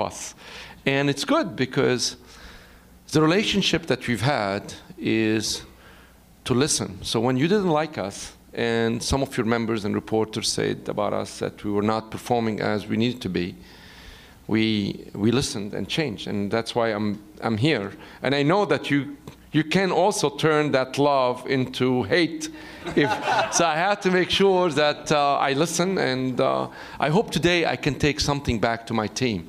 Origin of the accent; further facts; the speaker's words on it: Beirut, Beirut Governorate, Lebanon; moved away; I was born in Beirut, in Lebanon, and I went to a Jesuit school